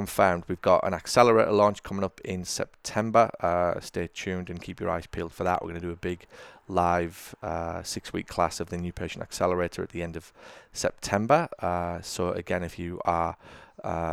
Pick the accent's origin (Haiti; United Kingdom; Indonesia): United Kingdom; England; I'd gone home for my grandma's funeral. I then had to fly back to America from Britain